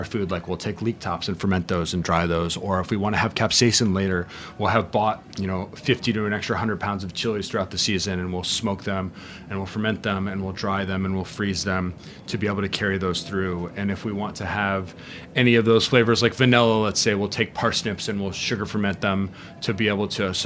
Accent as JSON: {"language": "English", "region": "Arizona", "country": "United States", "also_born_or_lived": "Denmark", "moved": "yes", "lives_now": "Austin, United States", "said": "I'm from Arizona."}